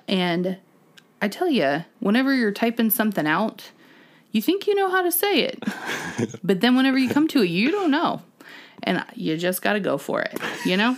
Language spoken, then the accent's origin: English; Ohio, United States; We are from Ohio